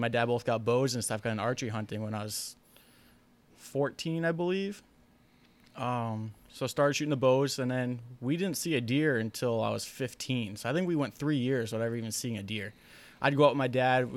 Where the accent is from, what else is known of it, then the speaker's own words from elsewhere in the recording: Nashua, New Hampshire, United States; moved away as an adult; now in Ware, United States; I grew up in Nashua down south New Hampshire